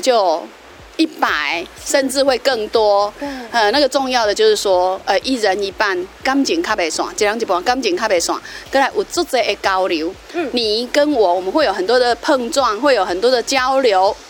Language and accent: Chinese; Dongshi, Chiayi County, Taiwan; 来到我们东石，来到我们乡下